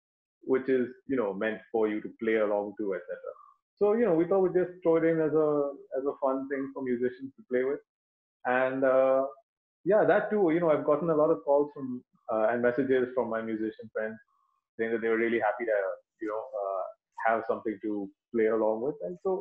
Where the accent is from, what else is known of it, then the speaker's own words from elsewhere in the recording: Dubai, United Arab Emirates; because I grew up in Dubai and we had like one radio channel.